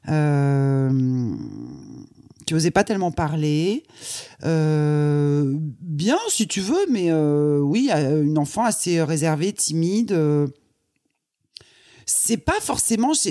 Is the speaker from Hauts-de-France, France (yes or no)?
yes; Croix, Hauts-de-France, France; Je suis née dans le Nord, à Croix. donc c'est pas très loin de Lille.